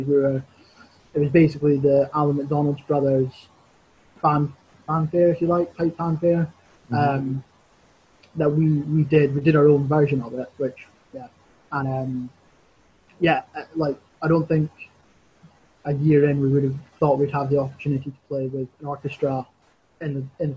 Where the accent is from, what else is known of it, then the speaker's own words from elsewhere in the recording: Crieff, Scotland, United Kingdom; I'm from Creef